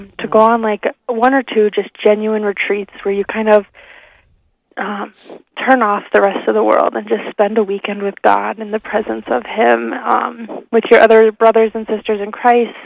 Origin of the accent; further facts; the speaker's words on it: Rapid City, South Dakota, United States; now in Spearfish, United States; I was born and raised in the Catholic Church in Rapid City